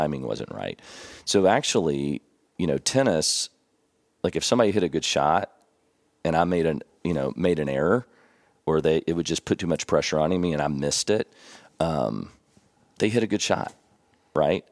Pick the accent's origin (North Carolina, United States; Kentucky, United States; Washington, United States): Kentucky, United States; Elizabethtown; moved away as an adult; also born or lived in San Antonio, Texas; now in Tennessee, United States; I grew up in Elizabethtown, Kentucky. We called it E-Town